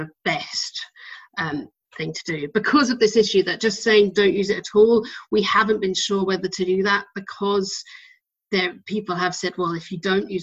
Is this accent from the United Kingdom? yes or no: yes; United Kingdom; I'm British